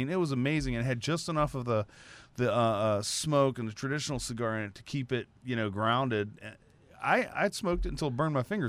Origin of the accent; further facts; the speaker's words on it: Liberty, Texas, United States; Okay, now I grew up in Liberty, Texas.